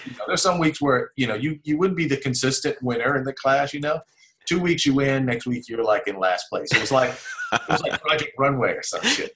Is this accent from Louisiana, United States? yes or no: no; Los Angeles, California, United States; I'm from South Central Los Angeles.